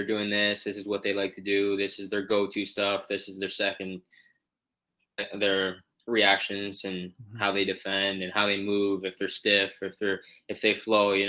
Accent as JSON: {"language": "English", "town": "St. Catharines", "region": "Ontario", "country": "Canada", "tie": "born or raised there", "said": "in my hometown here in St. Catharines"}